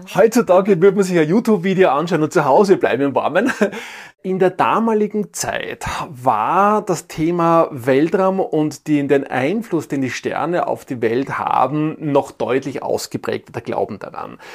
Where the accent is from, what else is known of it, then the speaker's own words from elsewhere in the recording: Tyrol, Austria; bei uns in Tirol